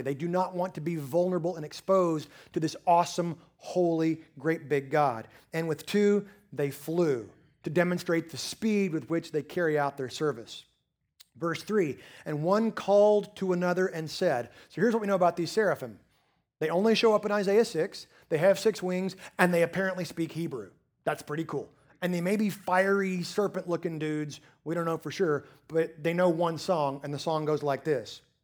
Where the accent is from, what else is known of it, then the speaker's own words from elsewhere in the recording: Texas Panhandle, United States; now in East Texas, United States; I've lived in the eastern part of Texas now for twenty-five years, but I'm still originally from the Texas Panhandle